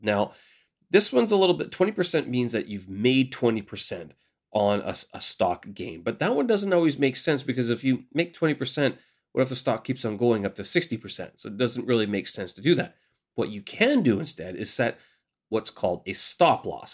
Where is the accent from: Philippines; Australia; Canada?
Canada; moved away as an adult; now in Beijing, China; I'm your Canadian expat here in Beijing, China